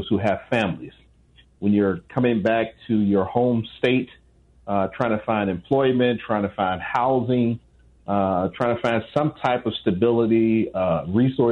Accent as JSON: {"language": "English", "town": "Chicago", "region": "Illinois", "country": "United States", "said": "I'm from Chicago"}